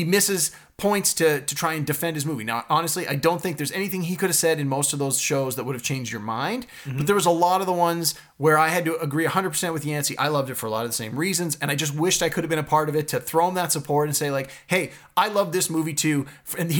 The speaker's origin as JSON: {"language": "English", "town": "Toronto", "region": "Ontario", "country": "Canada", "said": "I'm from Scarborough"}